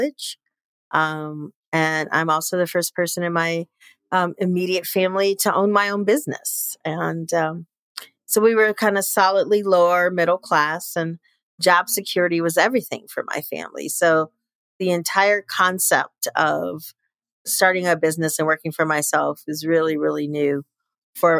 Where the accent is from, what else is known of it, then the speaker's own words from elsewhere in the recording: Chicago, Illinois, United States; moved away; I was born and raised in Chicago, Illinois